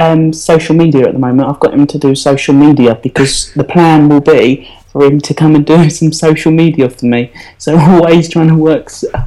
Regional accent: East of England, United Kingdom; As you probably can tell, Essex.

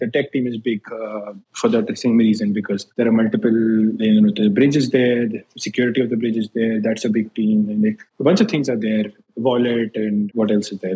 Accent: Agra, Uttar Pradesh, India; moved away as an adult; now in New York, United States; India. I grew up in Agra, the city of Taj Mahal.

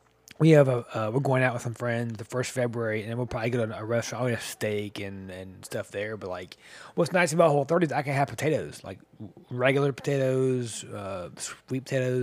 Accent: the South, United States; I'm from the South.

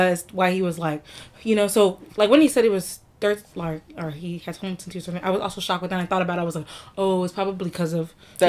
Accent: Nigeria; especially like being like Nigerian and stuff, like. Or African in general

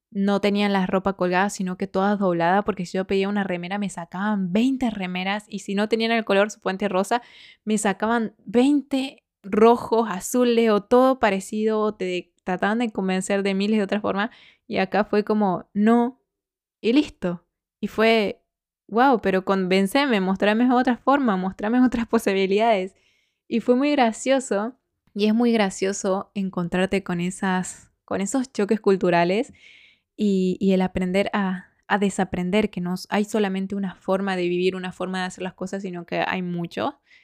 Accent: Argentina; moved away as an adult; now in Spain

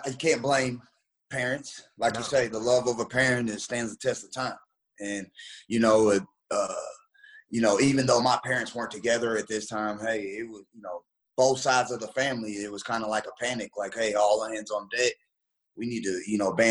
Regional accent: Memphis, Tennessee, United States; moved away; also born or lived in Texas / Indiana; I'm from Memphis, Tennessee, and then a small town in the colony

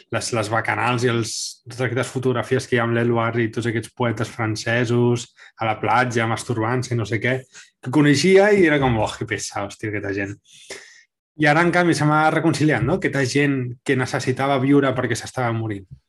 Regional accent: Catalonia, Spain; now in Copenhagen, Denmark; som els únics catalans que hi ha allí

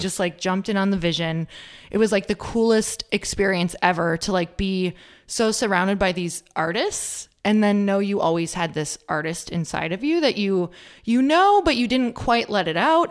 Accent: Upper Michigan, United States; moved away; I'm from Upper Michigan, um, which is totally the North Woods.

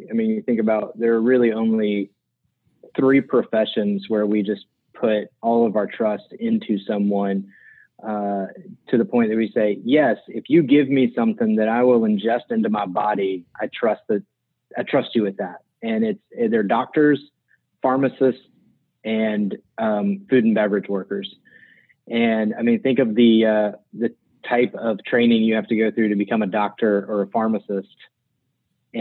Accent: Alabama, United States; also born or lived in Mobile, Alabama / Birmingham, Alabama / Trussville, Alabama / Auburn, Alabama; I'm from Alabama. I grew up in West Mobile, went to junior high and high school in Birmingham

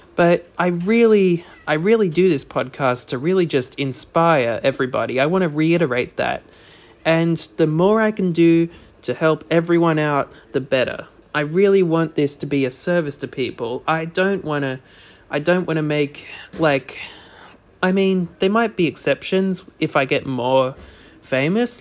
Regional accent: Australia; as an Australian

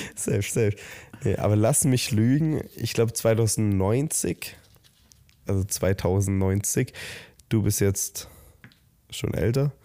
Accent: Southern Germany, Germany; wir kommen ja aus dem Süden Deutschlands

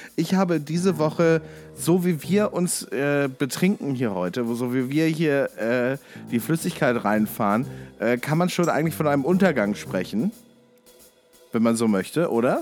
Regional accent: near Kassel, Hesse, Germany; ich bin ja in der Nähe von Kassel aufgewachsen

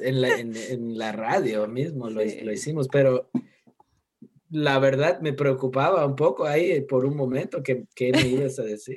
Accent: United States; Spanish is a second language; moved away as an adult; also born or lived in Mérida, Yucatán; siendo gringo

